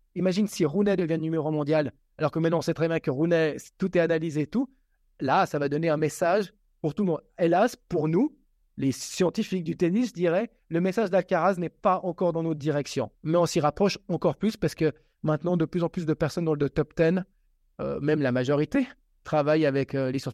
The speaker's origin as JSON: {"language": "French", "country": "Switzerland", "said": "Je suis suisse et je suis suisse italien"}